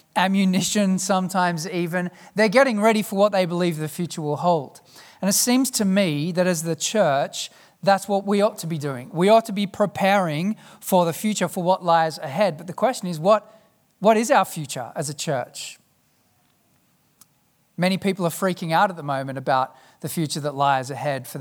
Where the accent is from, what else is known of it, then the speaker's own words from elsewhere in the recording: South Africa; As a South African